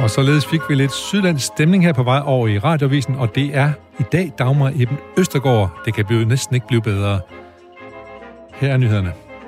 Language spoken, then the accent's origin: Danish; Aarhus, Central Denmark Region, Denmark; da jeg voksede op i Aarhus